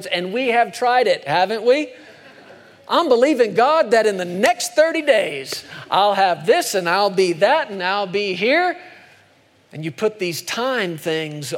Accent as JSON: {"language": "English", "country": "United States", "said": "I'm an American"}